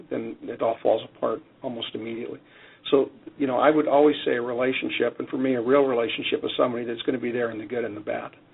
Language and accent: English; Canada; now in United States; I'm Canadian, and growing up in Canada